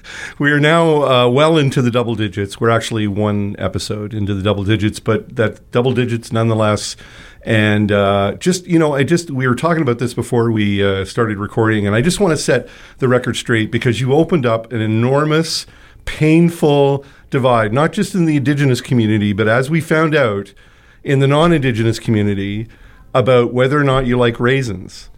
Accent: Toronto, Ontario, Canada; now in Winnipeg, Canada; I'm from Toronto

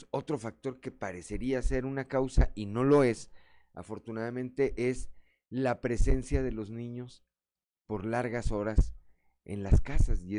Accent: Mexico; me parece que parte de la cultura de nosotros como mexicanos no tenemos una cultura de protección civil.

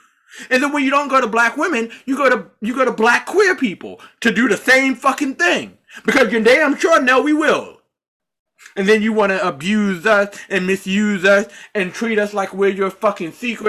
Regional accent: Charlotte, North Carolina, United States; born there; Those of you who may or may not know this, I was born in Charlotte, North Carolina.

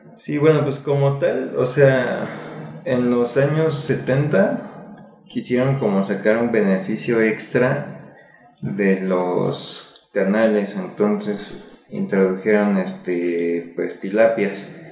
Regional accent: Mexico City, Mexico; yo soy de aquí, de la ciudad pues, de México, y cuando era niño yo crecí en Xochimilco

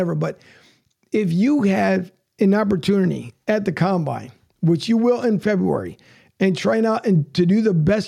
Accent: Philadelphia, Pennsylvania, United States; moved away; I'm originally from Philly

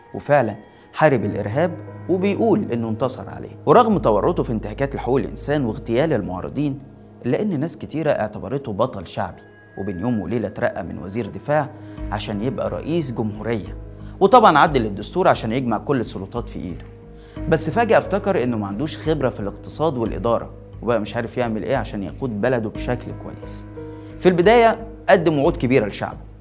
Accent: Egypt; عندنا في مصر

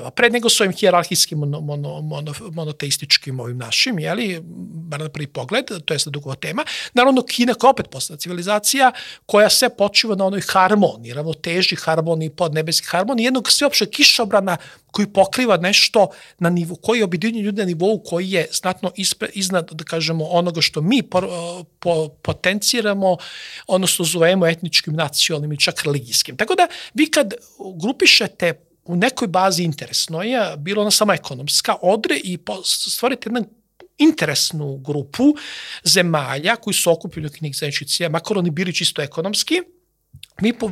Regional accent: Serbia; Mi smo neminovno ulazimo potencijalno neke potencijalne integracije sa drugim Slovenima, jer smo slovenski narod.

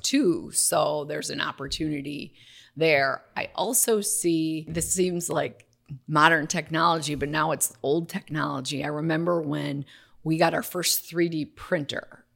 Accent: Waukesha, Wisconsin, United States; I'm from Waukesha, Wisconsin, so it's a teeny town outside of Milwaukee

